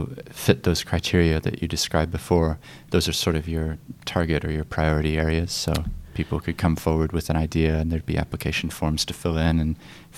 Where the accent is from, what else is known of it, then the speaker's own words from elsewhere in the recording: Christchurch, Canterbury, New Zealand; moved away; I've been back about 2 years, I grew up in Christchurch, but had moved away for about 15 years.